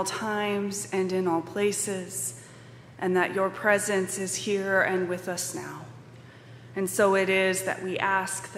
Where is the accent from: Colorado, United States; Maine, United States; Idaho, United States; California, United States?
Colorado, United States; Colorado Springs; now in Madison, United States; I was a Catholic kid growing up in Colorado Springs, Colorado, in the 80s